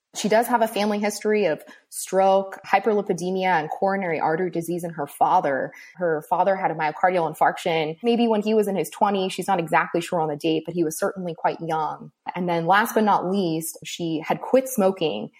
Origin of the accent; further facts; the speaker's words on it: Southern California, United States; moved away as an adult; also born or lived in Cleveland, Ohio; now in Gainesville, United States; I'm originally from Southern California